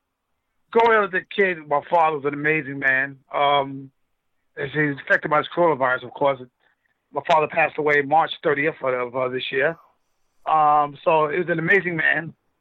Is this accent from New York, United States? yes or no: yes; New York City, New York, United States; also born or lived in Brooklyn, New York / Long Island, New York; now in Las Vegas, United States; I'm from New York City, so I was born in Brooklyn. I was raised in Queens. So I was in both parts. We had a great time. I moved here. I moved to Vegas from Long Island. I lived in Long Island.